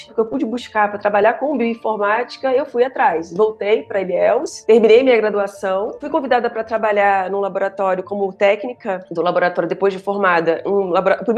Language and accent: Portuguese; Rio de Janeiro, Brazil; accent: somewhat Minas Gerais-influenced, mixed; also born or lived in Mato Grosso / Bahia; Bem, eu sou carioca, isso vai ficar claro para vocês em algum momento